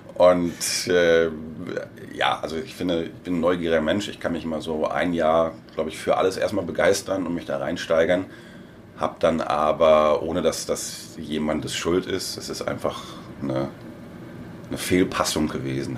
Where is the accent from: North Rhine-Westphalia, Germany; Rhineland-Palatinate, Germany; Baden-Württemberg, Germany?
North Rhine-Westphalia, Germany; Hamm; moved away as an adult; also born or lived in Wiesbaden; Ich komme ursprünglich aus Hamm in Westfalen